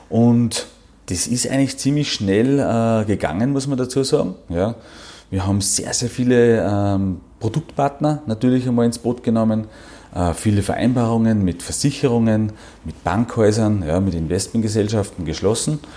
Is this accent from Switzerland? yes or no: no; Salzburg, Austria; now in Tyrol, Austria; Bin ein Salzburger, ja, komme aus dem Bangau, ähm, nämlich da in der Nähe von Werfen, da bin ich aufgewachsen.